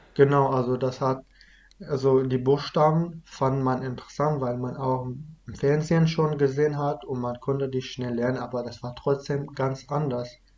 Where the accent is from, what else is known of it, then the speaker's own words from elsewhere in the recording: Iraq; first language Kurdish (Kurmanji); German is a second language; now in Germany; Dann sind wir halt aus dem Dorf umgezogen äh, nach Dogure. Das ist, wo ich halt mein ganzes Leben da gewohnt habe, bis wir geflüchtet sind.